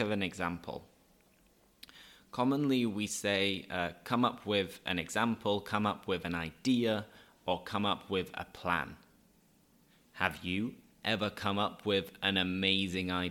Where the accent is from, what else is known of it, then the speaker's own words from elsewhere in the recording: Leeds, Yorkshire and the Humber, United Kingdom; now in Seville, Spain; I live in Sevilla, I'm from Leeds